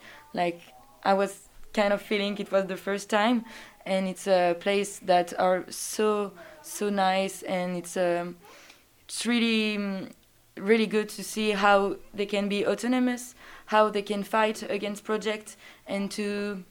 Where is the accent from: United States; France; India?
France; Dijon, Bourgogne-Franche-Comté; I'm from Dijon